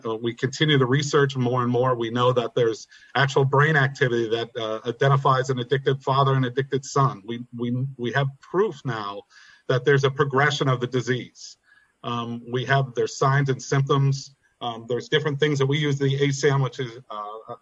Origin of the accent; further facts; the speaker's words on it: Pittsburgh, Pennsylvania, United States; Born and raised in Brookline. Went to Brashear High School, Brookline Elementary